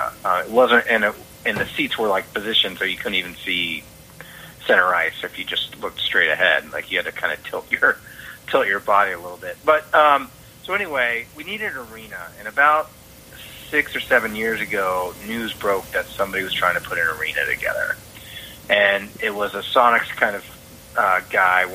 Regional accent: Bay Area, California, United States; moved away as an adult; now in Seattle, United States; I grew up around the Bay Area before the Sharks were there

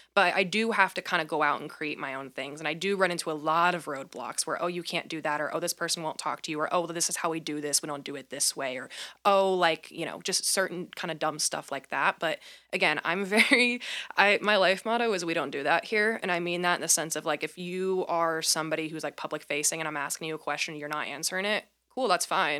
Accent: Midwest, United States; moved away as an adult; also born or lived in Georgetown, South Carolina; now in Portland, United States; I was from the Midwest.

